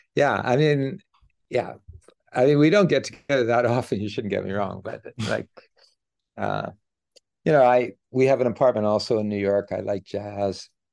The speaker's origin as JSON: {"language": "English", "town": "Edmonton", "region": "Alberta", "country": "Canada", "tie": "born or raised there", "said": "I grew up in Edmonton, Alberta"}